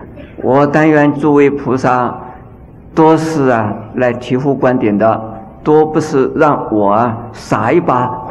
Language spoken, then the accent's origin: Chinese; China; 那这个五种啊，在我们中国人很少吃牛奶的